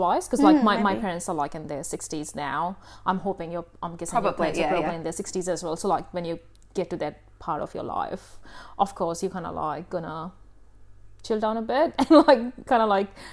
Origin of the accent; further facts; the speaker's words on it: India; moved away; I grew up in India